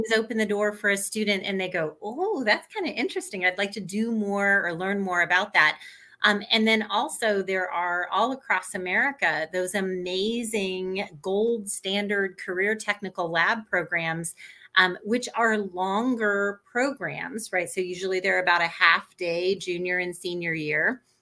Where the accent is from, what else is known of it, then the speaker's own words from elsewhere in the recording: Indianapolis, Indiana, United States; I grew up in Indianapolis